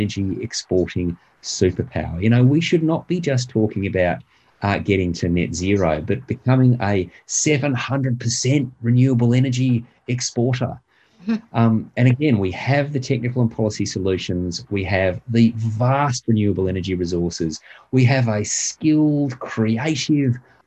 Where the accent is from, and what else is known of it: Australia